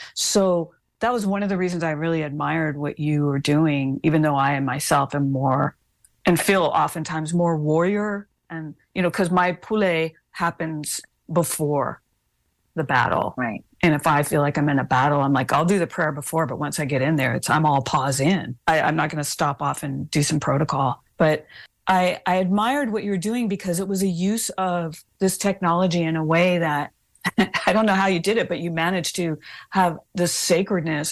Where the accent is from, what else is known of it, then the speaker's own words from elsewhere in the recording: Hawaii, United States; We are not Native Americans. Anybody listening to this, we're not American. Hawaiians are not American.